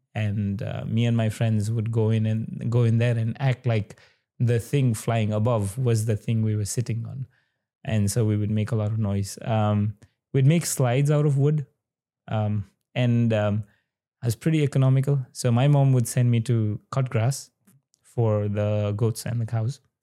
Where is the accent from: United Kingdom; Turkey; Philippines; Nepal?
Nepal; Sankhuwasabha, eastern Nepal, Koshi Province; i was born in uh, the eastern part of nepal uh, district called sankwa mm-hmm. and my village would specifically be chiraite